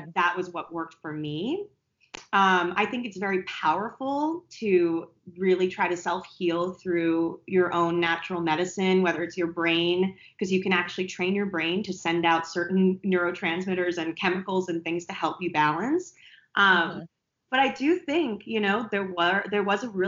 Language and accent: English; East Coast, United States; I'm from the East Coast